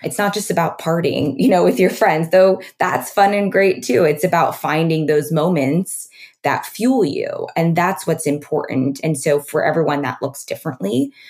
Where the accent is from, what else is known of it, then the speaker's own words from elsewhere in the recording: Oregon, United States; also born or lived in New York; now in Los Angeles, United States; I grew up on a farm in Oregon.